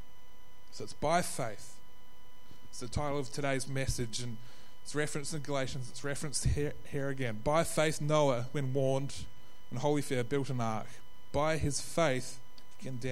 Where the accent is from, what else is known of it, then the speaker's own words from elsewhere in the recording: New Zealand; now in Australia; I'm from New Zealand